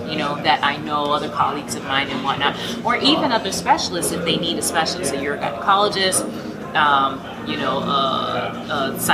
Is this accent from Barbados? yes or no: yes; Barbados